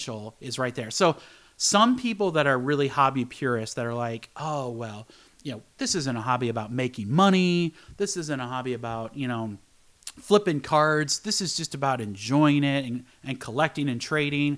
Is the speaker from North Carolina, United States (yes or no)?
no; Iowa City, Iowa, United States; now in Michigan, United States; I grew up in Iowa City.